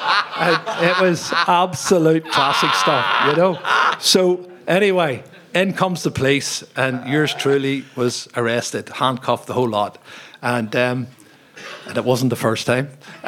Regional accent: Belfast, Northern Ireland, United Kingdom; moved away as an adult; also born or lived in Tottenham, London / Spain; now in Antrim, United Kingdom; I come from Belfast.

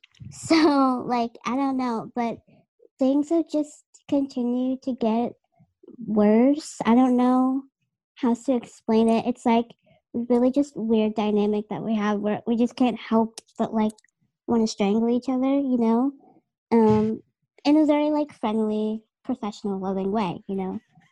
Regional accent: Dorchester, Massachusetts, United States; I'm from Dorchester, right? Which is Boston, okay?

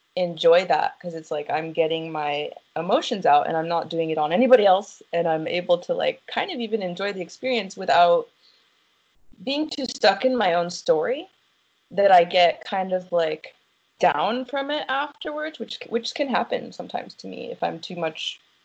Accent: United States; I'm from America

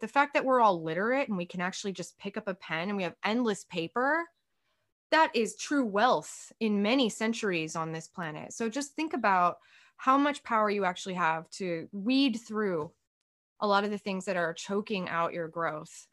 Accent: United States; as an American

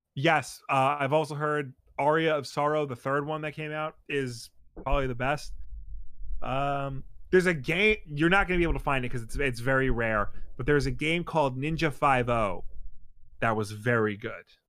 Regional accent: New York, United States; we have to hide the fact we're from New York

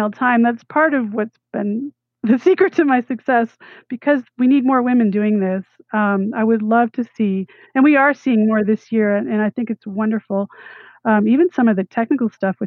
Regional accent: Vermont, United States; I grew up in Vermont

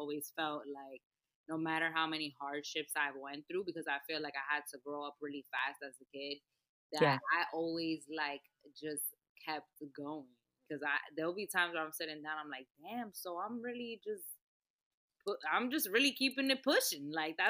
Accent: New York City, New York, United States; I was an afternoon baby, and I was born in Manhattan in New York.

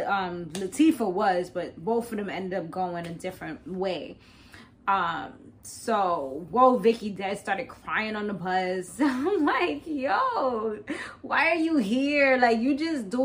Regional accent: East Coast, United States; I'm from the East Coast

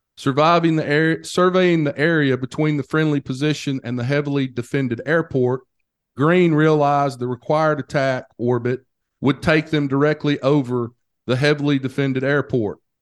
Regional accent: Hamilton, Alabama, United States; we grew up together in Hamilton, Alabama.

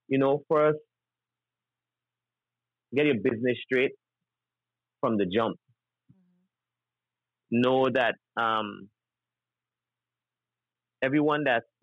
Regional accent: British Virgin Islands; I'm from the British Virgin Islands

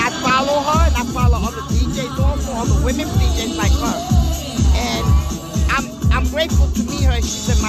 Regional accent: New York City, New York, United States; I'm from Brooklyn.

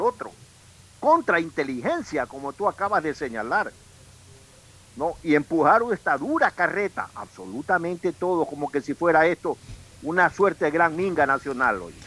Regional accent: Ecuador; somos los ecuatorianos

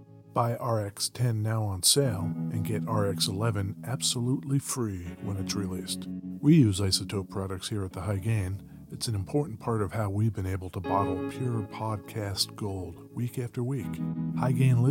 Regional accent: New Jersey, United States; moved away; I'm from New Jersey originally

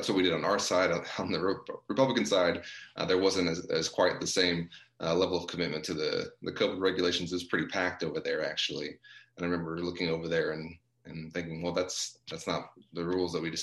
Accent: Texas, United States; my home state

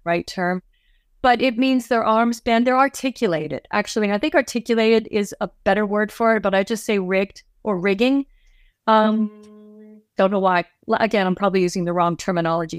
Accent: Toronto, Ontario, Canada; moved away as an adult; now in Los Angeles, United States; I am from Canada, as I mentioned earlier, I grew up in Toronto

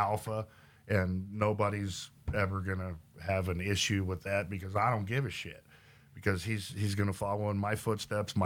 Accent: Oklahoma, United States; also born or lived in Los Angeles / San Diego; now in Texas, United States; I grew up in Oklahoma.

